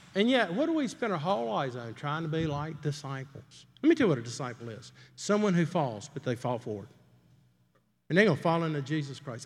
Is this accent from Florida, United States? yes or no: no; Greenville, South Carolina, United States; moved away; I grew up in Greenville, South Carolina